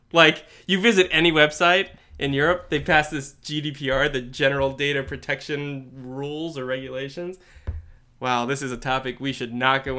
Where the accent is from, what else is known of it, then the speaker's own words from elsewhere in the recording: United States; I am wholly American, all right? I come from Puritan stock, all right?